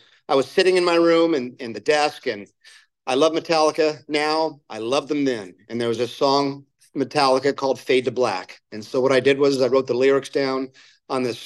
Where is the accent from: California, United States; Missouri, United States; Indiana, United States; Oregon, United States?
California, United States; Placentia; also born or lived in Jacksonville, Florida; I grew up in Placentia